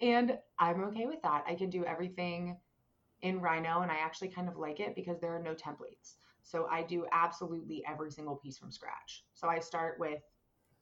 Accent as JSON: {"language": "English", "town": "Indiana", "region": "Pennsylvania", "country": "United States", "tie": "born or raised there", "moved": "as an adult", "lives_now": "Philadelphia, United States", "said": "Western PA, like IUP, if you've heard of it, that is my hometown"}